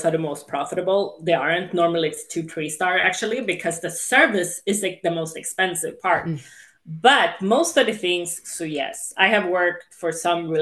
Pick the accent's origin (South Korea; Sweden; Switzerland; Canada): Sweden; English is a second language; also born or lived in England / Spain / Los Angeles, United States; now in United States